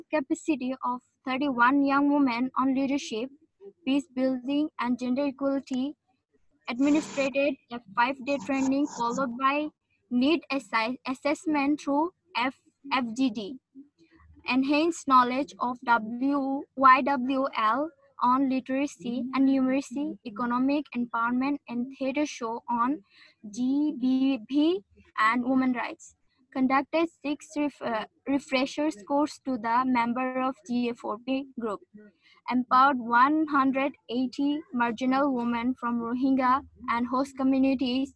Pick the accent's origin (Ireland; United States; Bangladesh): Bangladesh; from Bangladesh